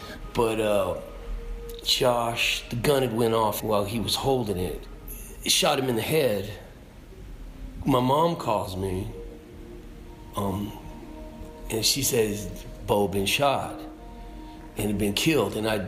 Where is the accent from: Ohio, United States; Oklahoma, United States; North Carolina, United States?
Oklahoma, United States; Oklahoma. And my dad's whole family's from Kentucky. Regular folks, you know, middle America.